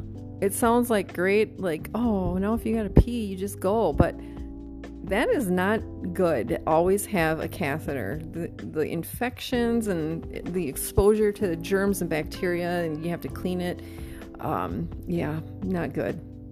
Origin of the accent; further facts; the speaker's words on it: Wisconsin, United States; now in Mesa, United States; to me, it's cold, but I came from Wisconsin, so I should be able to handle this, right?